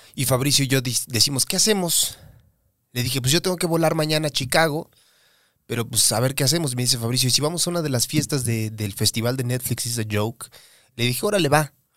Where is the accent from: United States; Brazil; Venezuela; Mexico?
Mexico; soy mexicano